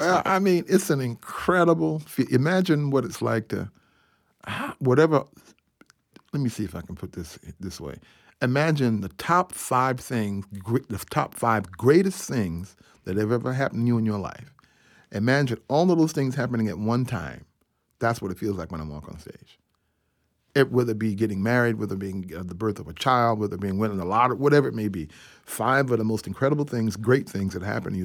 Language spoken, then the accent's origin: English; Atlanta, Georgia, United States; I grew up in Ebenezer Baptist Church in Atlanta, Georgia